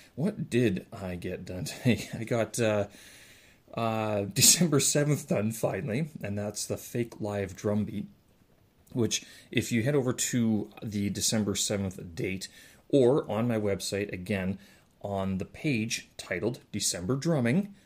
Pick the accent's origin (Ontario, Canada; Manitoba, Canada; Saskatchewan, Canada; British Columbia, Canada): Manitoba, Canada; Winnipeg; moved away; my hometown